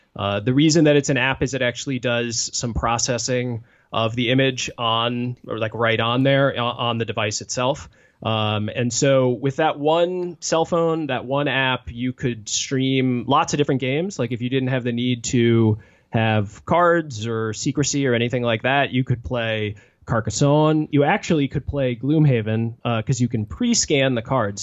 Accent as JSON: {"language": "English", "area": "Washington, D.C. area", "region": "Virginia", "country": "United States", "tie": "born or raised there", "moved": "as an adult", "lives_now": "Madison, United States", "said": "I grew up in the Washington, D C area in Virginia"}